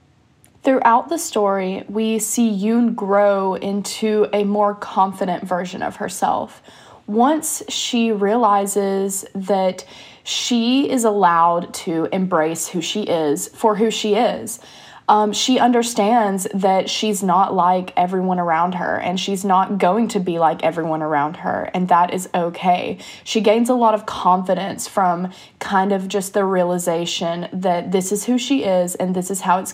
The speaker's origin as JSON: {"language": "English", "country": "United States", "accent": "American English", "said": "I'm an American and I speak American English"}